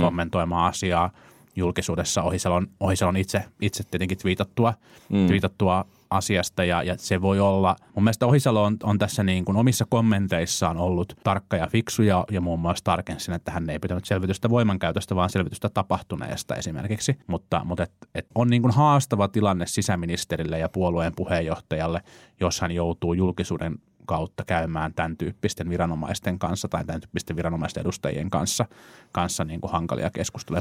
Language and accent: Finnish; Vantaa, Uusimaa, Finland; mä olen siis vantaalainen